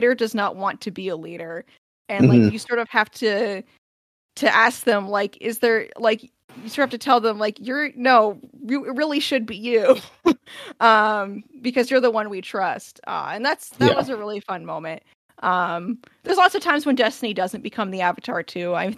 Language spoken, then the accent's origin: English; Northern New England, United States; now in Boston, United States; I'm from the North. I am very much a Northern New Englander.